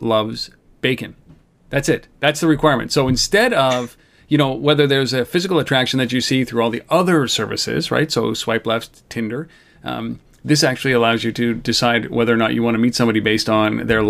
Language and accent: English; Canada; we're Canadian. We're a nation of beer drinkers.